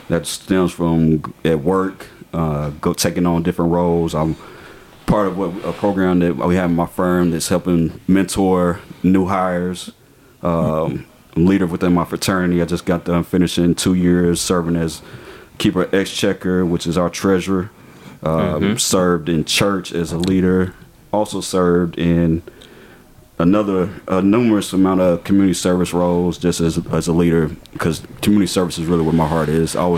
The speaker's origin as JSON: {"language": "English", "town": "Hinesville", "region": "Georgia", "country": "United States", "said": "I tell folks all the time I'm from Hinesville, Georgia."}